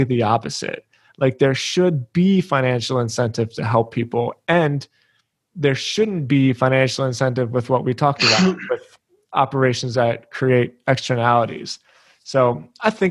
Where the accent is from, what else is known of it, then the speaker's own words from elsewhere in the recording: Philadelphia, Pennsylvania, United States; I grew up in Philly